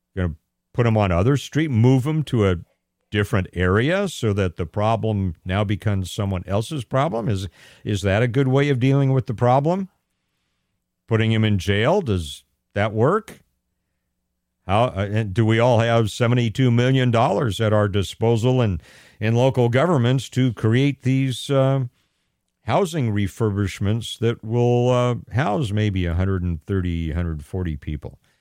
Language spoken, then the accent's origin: English; Pasadena, California, United States; moved away; born and raised in Pasadena, California, in Southern California